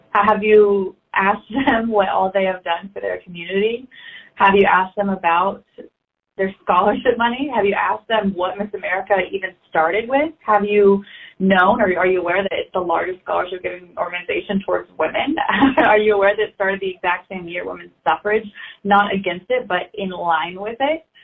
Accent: Arkansas, United States; I was from Arkansas

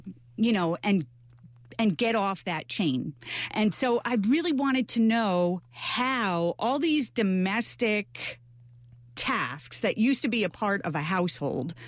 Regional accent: Melrose, New York, United States; I grew up in Melrose

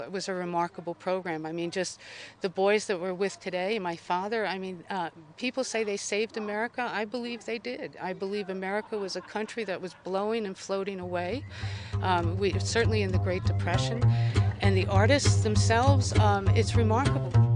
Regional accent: Ridgewood, New Jersey, United States; I am from Ridgewood, New Jersey

